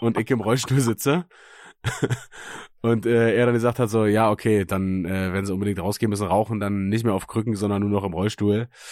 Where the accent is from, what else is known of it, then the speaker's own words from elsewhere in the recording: Germany; moved away; aus Münchenberg, weißt du, da wo ich herkomme